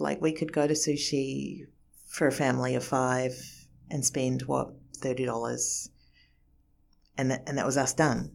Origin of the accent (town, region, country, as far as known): New Zealand; born or raised there; moved away as an adult; also born or lived in Japan